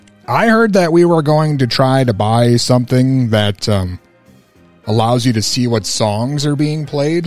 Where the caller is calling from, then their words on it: Mankato, Minnesota, United States; I am calling from Mankato.